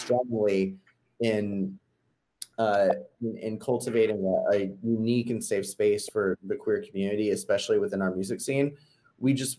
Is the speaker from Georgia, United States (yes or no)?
yes; Georgia, United States; growing up in Georgia